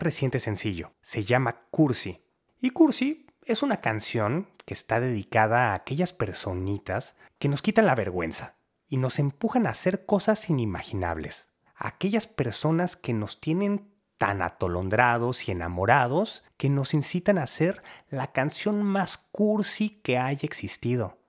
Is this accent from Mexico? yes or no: yes; Mexico; now in Berlin, Germany; Soy un cantautor mexicano y vivo en Berlín, Alemania